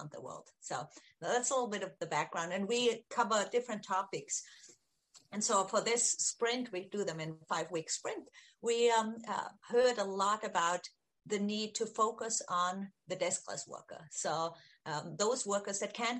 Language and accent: English; Austria; moved away; I'm from Austria originally